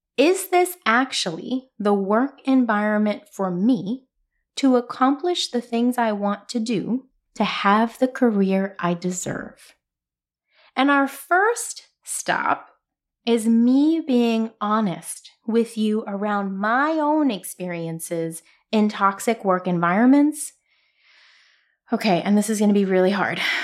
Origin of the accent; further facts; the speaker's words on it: New York City, New York, United States; I'm from Brooklyn